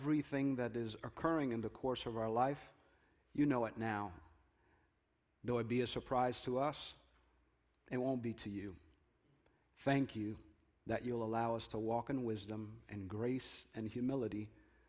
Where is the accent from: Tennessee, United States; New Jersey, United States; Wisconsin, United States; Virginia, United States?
New Jersey, United States; Jersey City; That neighborhood that I grew up in Jersey City, not too far from here